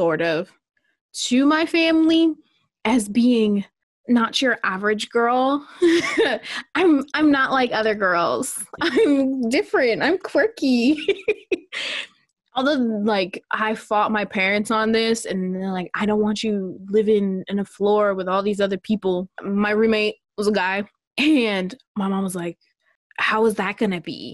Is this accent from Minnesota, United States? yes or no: yes; Minnesota, United States; moved away as an adult; also born or lived in Portland, Oregon